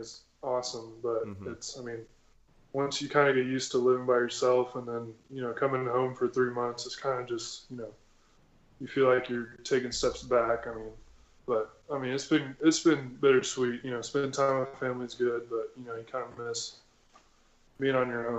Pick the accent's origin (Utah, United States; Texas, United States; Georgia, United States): Texas, United States; San Antonio; I grew up in San Antonio.